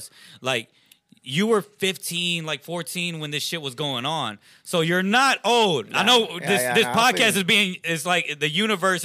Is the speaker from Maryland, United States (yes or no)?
no; Rosenberg, Texas, United States; growing up in Rosenberg